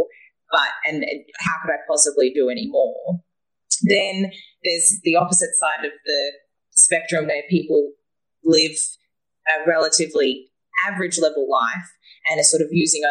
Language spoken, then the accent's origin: English; Australia; moved away; I am a Australian woman that travels the world.